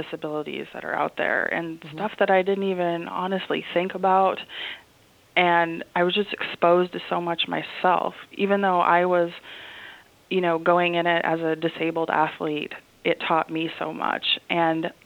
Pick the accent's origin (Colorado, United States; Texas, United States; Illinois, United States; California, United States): Illinois, United States; Champaign; moved away as an adult; also born or lived in Edmond, Oklahoma; growing up in Champaign, Illinois, where the University of Illinois is at, they have a lot of wheelchair basketball here